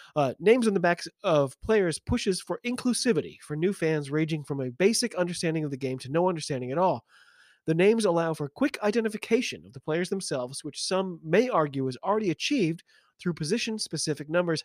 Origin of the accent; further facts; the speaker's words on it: United States; I'm an American